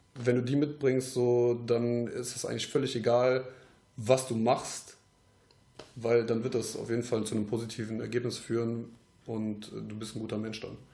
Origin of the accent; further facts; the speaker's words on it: Troisdorf, North Rhine-Westphalia, Germany; wir kommen aus Troisdorf jetzt